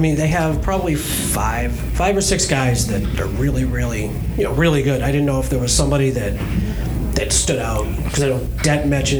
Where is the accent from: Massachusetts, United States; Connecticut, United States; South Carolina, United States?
Massachusetts, United States; Framingham; also born or lived in Brookfield, Massachusetts; I grew up in Framingham. I bowled in Natick my whole life. And then my mother moved out to Brookfield. And then after a while, I moved out there.